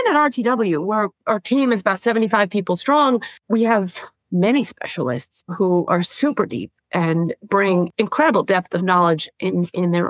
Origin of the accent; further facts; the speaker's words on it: Florida, United States; also born or lived in New York City, United States; I was born in New York and I lived in New York City till I was about five before we moved to Florida